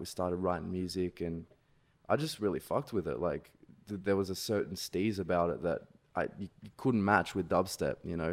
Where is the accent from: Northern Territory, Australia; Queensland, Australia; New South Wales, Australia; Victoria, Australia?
New South Wales, Australia; Sydney; I'm from Sydney, Australia